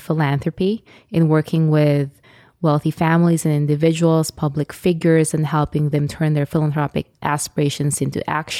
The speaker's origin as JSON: {"language": "English", "country": "Philippines", "tie": "born or raised there", "said": "Well, the Philippines is a beautiful country, and it's a hot spot now for tourism"}